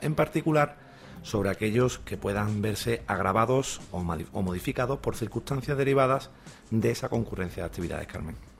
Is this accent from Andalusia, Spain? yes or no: yes; Andalusia, Spain; accent: Andalusian; hablando en andaluz, ¿no? Porque también nosotros tenemos nuestro dialecto